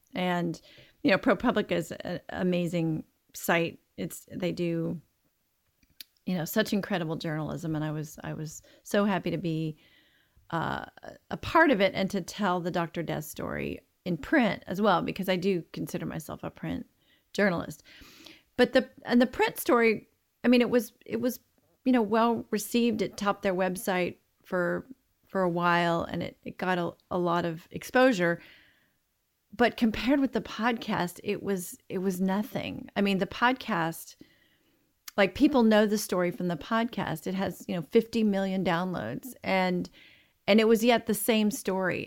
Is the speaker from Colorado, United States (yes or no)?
no; Marshall, Texas, United States; now in Dallas, United States; I grew up in Texas, in a small town in, uh, in East Texas, just about half an hour from the Louisiana border. and, uh, called Marshall